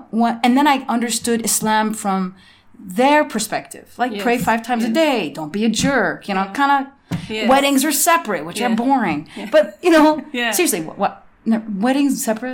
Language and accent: English; Chicago, Illinois, United States; moved away; also born or lived in Namibia; I was born in Chicago.